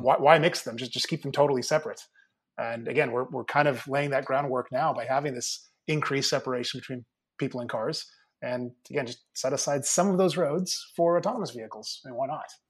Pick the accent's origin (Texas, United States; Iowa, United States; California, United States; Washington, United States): California, United States; Mill Valley; my hometown up in Northern California, if you happen to know the area, uh, Little Mill Valley, just north of the Golden Gate Bridge